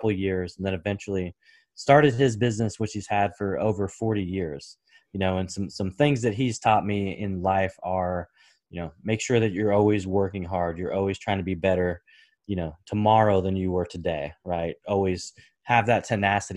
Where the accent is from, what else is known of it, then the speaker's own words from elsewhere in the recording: Portland, Oregon, United States; I was born and raised in the Pacific Northwest, so Portland, Oregon